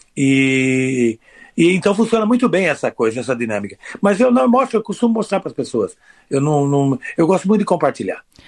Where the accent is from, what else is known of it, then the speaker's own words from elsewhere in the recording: interior of São Paulo, Brazil; Eu sou do interior de São Paulo